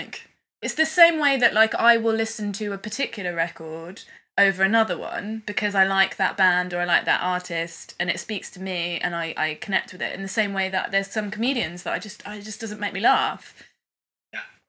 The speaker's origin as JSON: {"language": "English", "town": "Swindon", "region": "South West England", "country": "United Kingdom", "tie": "born or raised there", "said": "my hometown in Swindon"}